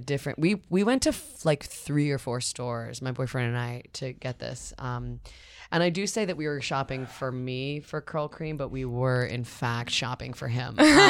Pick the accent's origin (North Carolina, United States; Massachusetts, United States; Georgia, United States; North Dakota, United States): Massachusetts, United States; Natick; born or raised there; moved away